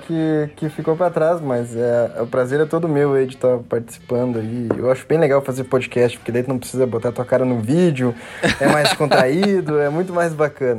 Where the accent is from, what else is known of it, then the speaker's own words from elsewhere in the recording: Porto Alegre, Rio Grande do Sul, Brazil; moved away as an adult; now in Passo Fundo, Brazil; sou daqui de Passo Fundo, natural de Porto Alegre, mas moro aqui porque é a terra da minha esposa